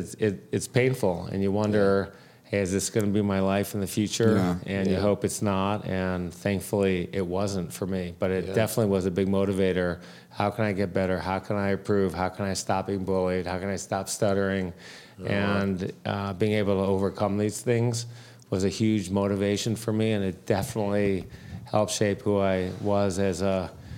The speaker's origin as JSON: {"language": "English", "town": "Detroit", "region": "Michigan", "country": "United States", "tie": "born or raised there", "said": "Detroit, Michigan."}